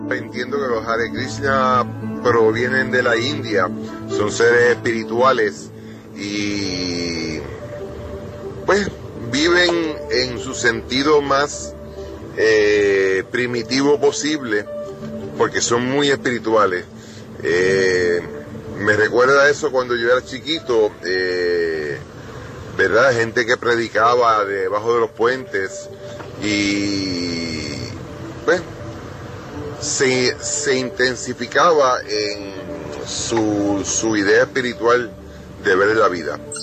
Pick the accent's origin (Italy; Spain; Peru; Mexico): Mexico; the region around Huapalcalco, Hidalgo; aquí en la región de donde yo soy originario